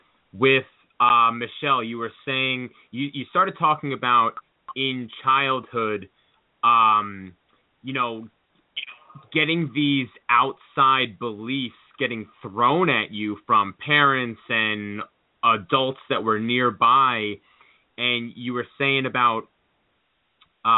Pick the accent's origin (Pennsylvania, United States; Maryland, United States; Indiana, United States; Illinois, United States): Pennsylvania, United States; northeastern; also born or lived in New York; when I was a small child, I moved from New York to a small town in northeastern Pennsylvania